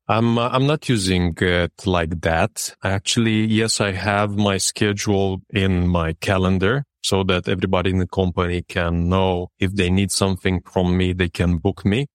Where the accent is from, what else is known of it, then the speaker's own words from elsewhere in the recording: Râmnicu Vâlcea, Vâlcea County, Romania; now in Bucharest, Romania; I grew up in Dominiku Vâlcea, which is a city near the mountainside